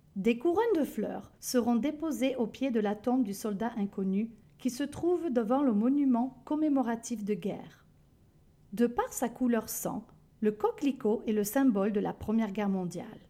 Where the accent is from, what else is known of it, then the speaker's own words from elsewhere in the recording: France; now in Canada; la France, mon pays d'origine